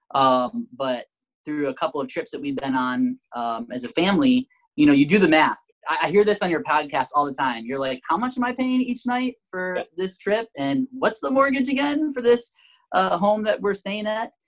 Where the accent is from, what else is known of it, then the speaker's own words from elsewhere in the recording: Michigan, United States; moved away; Emily and I are from Michigan. Uh, we were both born and raised in Michigan